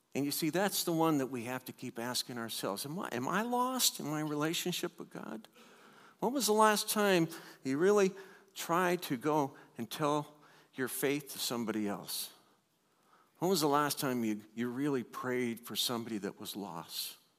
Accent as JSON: {"language": "English", "country": "United States", "tie": "born or raised there", "said": "growing up in the United States and growing up in a church"}